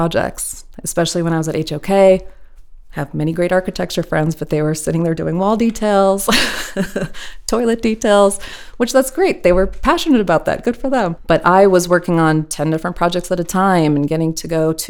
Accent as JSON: {"language": "English", "region": "Midwest", "country": "United States", "tie": "born or raised there", "said": "I grew up in the Midwest"}